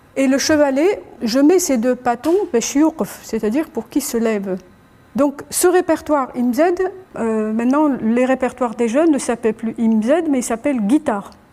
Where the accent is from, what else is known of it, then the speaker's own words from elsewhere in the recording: Annaba, Annaba Province, Algeria; je suis d'Anaba